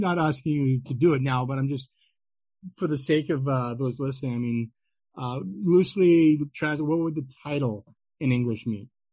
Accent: Ottawa, Ontario, Canada; in my hometown of Ottawa, Ontario, Canada

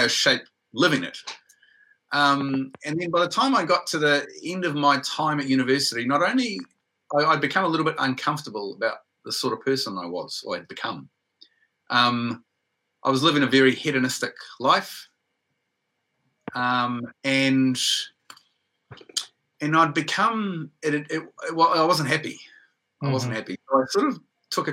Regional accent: Whangarei, Northland, New Zealand; moved away as an adult; also born or lived in Waikato; When I was in secondary school up in Whangarei, I'm originally from Whangarei in New Zealand, I went to secondary school there

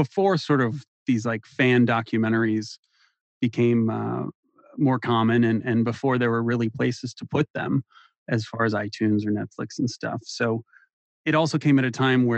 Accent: St. Louis, Missouri, United States; also born or lived in Columbia, Missouri; I'm from St. Louis

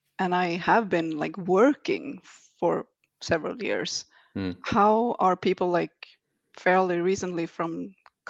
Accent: Sweden; also born or lived in Stockholm; I am from Sweden.

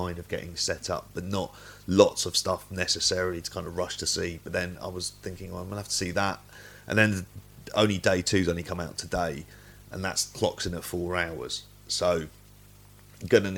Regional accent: London, United Kingdom; I'm from North London, but actually born in Tottenham.

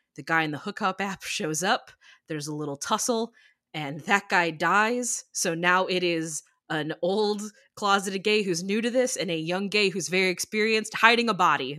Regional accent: near Six Flags Great America, Illinois, United States; I grew up near Six Flags Great America

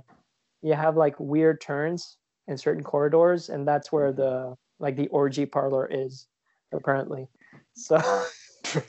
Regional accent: Switzerland; moved away as an adult; also born or lived in Geneva area; now in New York, United States; I grew up in Switzerland. I grew up in a small village.

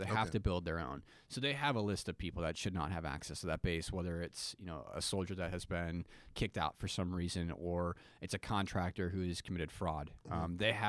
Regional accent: Midwest, United States; And I'm from the Midwest.

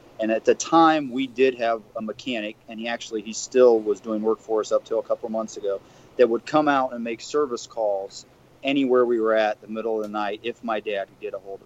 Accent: Bucyrus, Ohio, United States; growing up in Bucyrus, Ohio

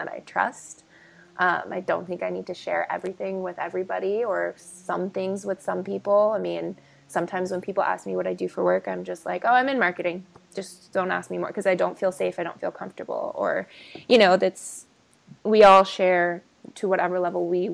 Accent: California, United States; also born or lived in Texas / New Orleans; I was born in Texas, raised in California

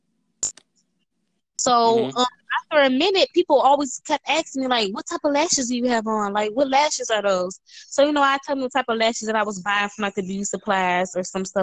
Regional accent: Detroit, Michigan, United States; I'm from Detroit. Michigan

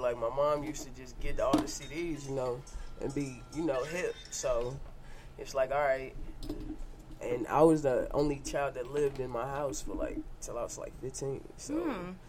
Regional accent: St. Louis, Missouri, United States; Born and raised in St. Louis.

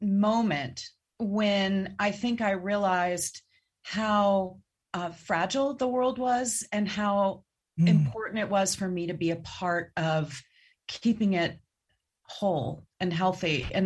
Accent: Cincinnati, Ohio, United States; I grew up in Cincinnati

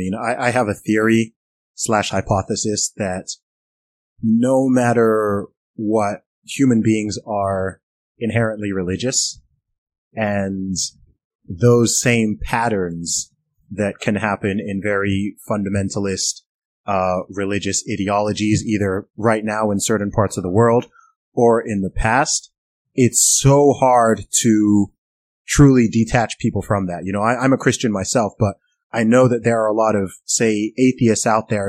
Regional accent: Saudi Arabia; I grew up in Saudi Arabia. I lived in Saudi Arabia for 20 years.

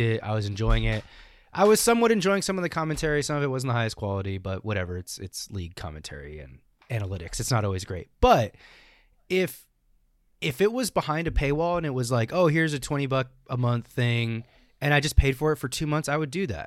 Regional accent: United States; we as American Smash players

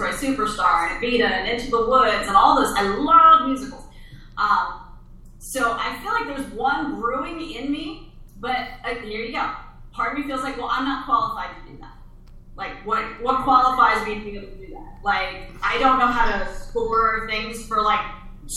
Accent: Pennsylvania Dutch country, United States; now in Los Angeles, United States; I grew up out in Pennsylvania, Dutch country

